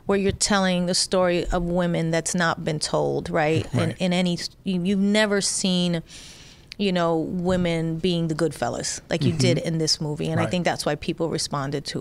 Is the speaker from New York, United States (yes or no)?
yes; New York City, New York, United States; growing up in the Bronx